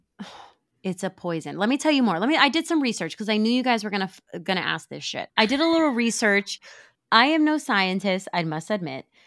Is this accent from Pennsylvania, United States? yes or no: yes; Pennsylvania, United States; now in Florida, United States; When I was growing up in Pennsylvania